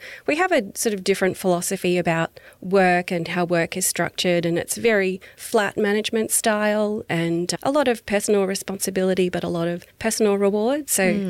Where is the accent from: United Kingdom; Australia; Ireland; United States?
Australia; Beachmere, Queensland; also born or lived in Nambour; I grew up just down the road in Beachmere